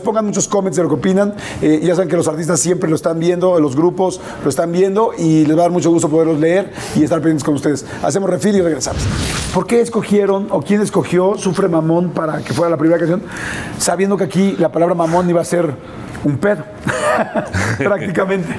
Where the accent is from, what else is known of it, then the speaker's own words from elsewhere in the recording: Mexico; yo soy un, un, mexicano